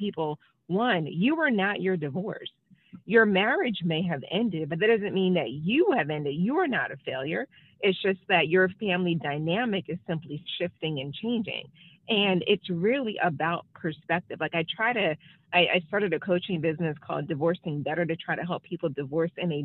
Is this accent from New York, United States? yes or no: yes; New York, United States; moved away as an adult; now in Washington, D.C., United States; I'm originally from New York, born and raised, but I've been in D.C. for a really long time.